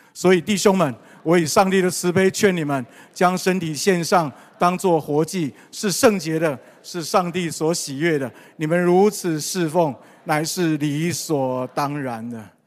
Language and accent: Chinese; Taiwan; 我们从台湾来